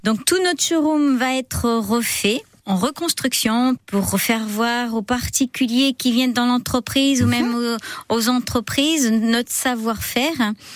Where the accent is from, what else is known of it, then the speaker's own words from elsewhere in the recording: Vendée, Pays de la Loire, France; moved away; je suis de Vendée